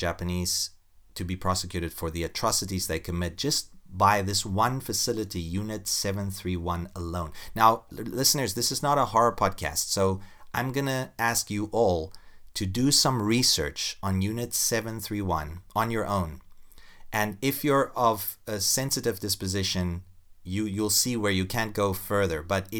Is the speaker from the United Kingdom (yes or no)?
no; South Africa; I mean, I'm from South Africa.